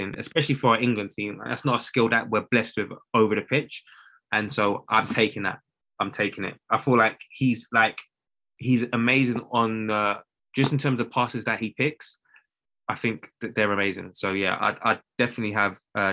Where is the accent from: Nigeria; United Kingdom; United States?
Nigeria; I'm Nigerian